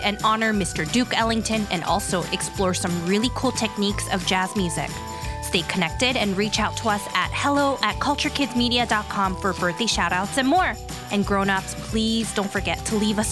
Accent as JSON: {"language": "English", "country": "South Korea", "tie": "born or raised there", "said": "Growing up in South Korea"}